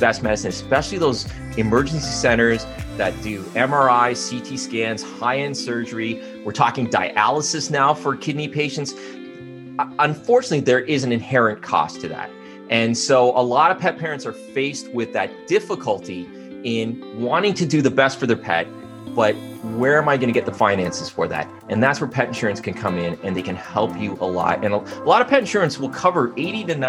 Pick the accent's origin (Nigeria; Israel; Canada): Canada; I'm a Canadian.